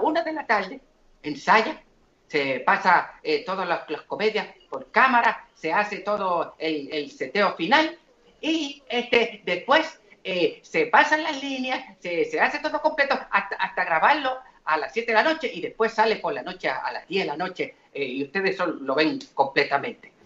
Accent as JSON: {"language": "Spanish", "town": "Santo Domingo", "region": "Distrito Nacional", "country": "Dominican Republic", "tie": "born or raised there", "also_born_or_lived": "Trinidad", "moved": "yes", "lives_now": "Puerto Rico", "said": "yo vengo de Trinidad este, eh, nací allá, eh, criado en Santo Domingo, y, después brinqué el charco para Puerto Rico"}